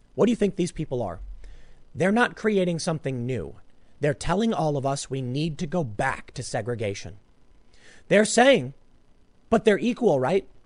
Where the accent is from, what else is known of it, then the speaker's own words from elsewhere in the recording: Chicago, Illinois, United States; I grew up on the South Side